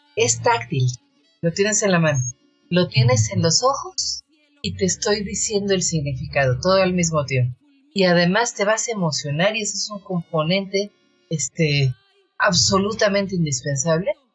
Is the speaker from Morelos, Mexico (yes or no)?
no; Mexico City, Mexico; Yo soy una poeta chilanga